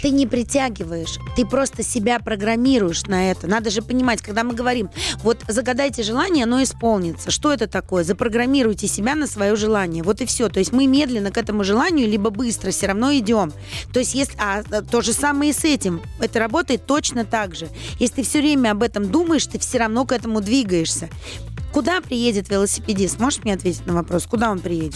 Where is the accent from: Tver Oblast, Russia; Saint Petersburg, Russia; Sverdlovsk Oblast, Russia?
Saint Petersburg, Russia; я же вообще питерская, то есть мы-то там жили